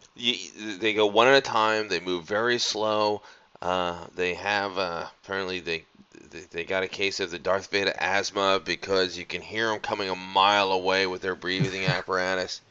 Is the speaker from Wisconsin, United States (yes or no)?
no; outside of Philadelphia, Pennsylvania, United States; I grew up outside of Philadelphia, so Rocky was very important to everyone in my area